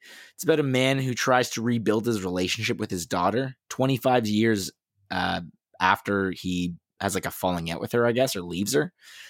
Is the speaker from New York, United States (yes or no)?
yes; Queens, New York, United States; Queens. Hey, I'm from Queens.